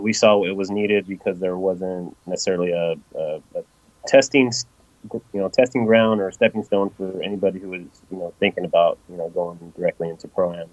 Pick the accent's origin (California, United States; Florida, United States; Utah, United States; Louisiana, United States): California, United States; Los Angeles; now in Knoxville, United States; I'm originally from Los Angeles. I was born and raised in L.A. and I moved out here